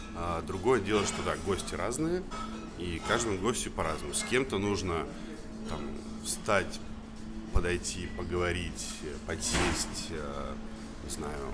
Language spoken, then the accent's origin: Russian; Saint Petersburg, Russia; now in Moscow, Russia; Я сам из Петербурга